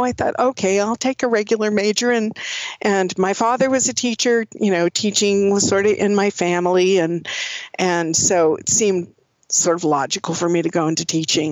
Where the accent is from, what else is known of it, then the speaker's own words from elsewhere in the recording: Oakland, California, United States; also born or lived in Seattle, Washington; I grew up in California. I grew up in the Bay Area in Oakland, and that's where I grew up